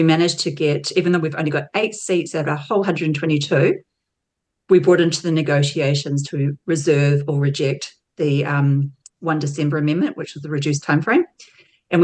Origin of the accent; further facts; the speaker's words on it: Auckland, New Zealand; moved away as an adult; now in Tauranga, New Zealand; Auckland, where I'm from, but I moved to Tauranga back in 2015